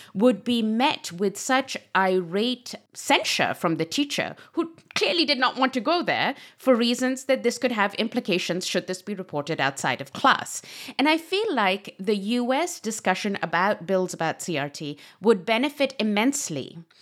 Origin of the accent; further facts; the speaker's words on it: Pakistan; moved away; I come from Pakistan